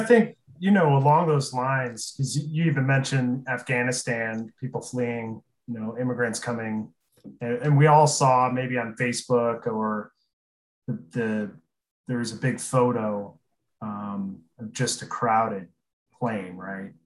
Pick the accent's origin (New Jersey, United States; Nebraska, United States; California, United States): Nebraska, United States; Aurora; I'm from Aurora